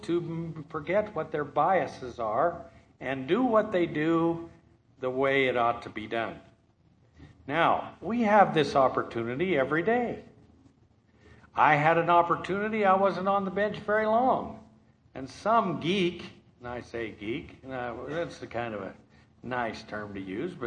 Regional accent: Thatcher, United States; I'm from Thatcher

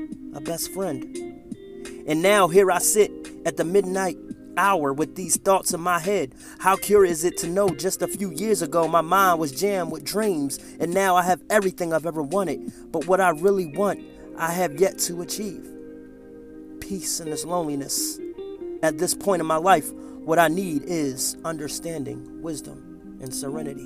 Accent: Philadelphia, Pennsylvania, United States; moved away; I grew up in the big city, And I always dreamed that I'd live somewhere other than my hometown of Philadelphia

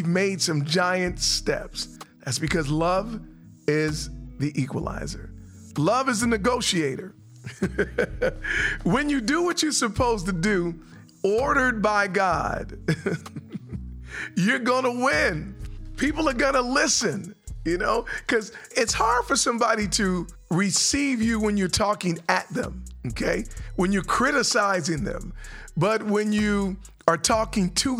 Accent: San Francisco, California, United States; now in North Carolina, United States; I'm from San Francisco

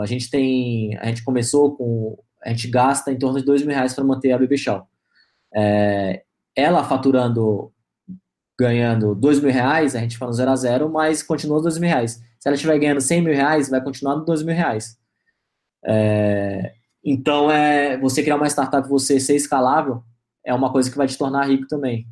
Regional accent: Alphaville, São Paulo, Brazil; also born or lived in Manaus / Bahia; Meu pai veio conhecer Alphaville, gostou, e a gente acabou mudando. Estamos aqui já vai é, fazer 20 anos

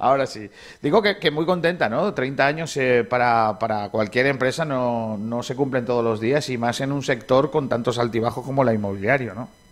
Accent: Rincón de la Victoria, Andalusia, Spain; yo que soy de aquí de Rincón

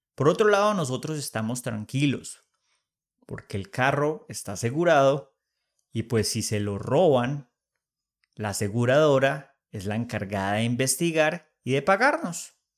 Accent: Manizales, Caldas, Colombia; now in Bogotá, Colombia; me voy para Manizales, mi ciudad natal

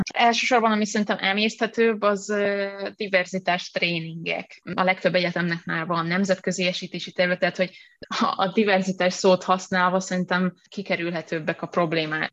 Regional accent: Hungary; ahonnan jövök

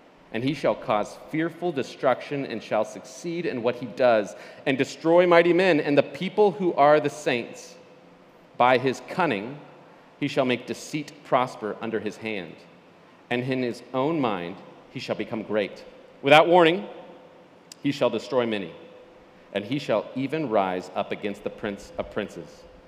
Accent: Western Nebraska, United States; moved away; I grew up in West Nebraska, by the way. Denver was 3.5 hours away.

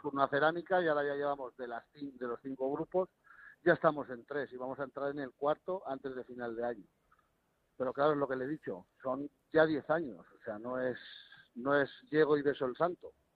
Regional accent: Spain; moved away as an adult; now in Morocco; yo como español

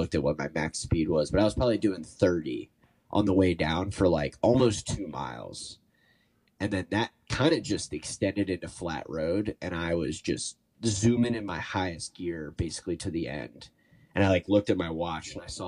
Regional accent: Cincinnati, Ohio, United States; moved away as an adult; now in Chicago, United States; I'm from Cincinnati originally. I live in Chicago now

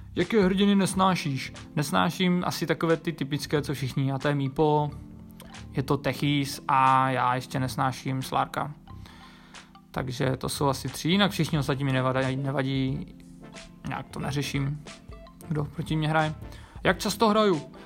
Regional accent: Ostrava, Moravian-Silesian Region, Czechia; Pocházím z Ostravy a je mi 27 let.

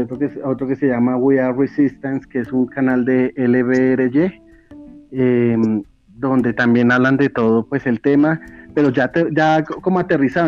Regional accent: Bogotá, Colombia; yo soy, yo soy de Bogotá, Colombia

